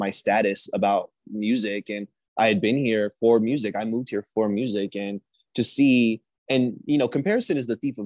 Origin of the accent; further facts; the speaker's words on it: Indianapolis, Indiana, United States; moved away as an adult; now in California, United States; I'm from Indianapolis. I'm a Midwestern boy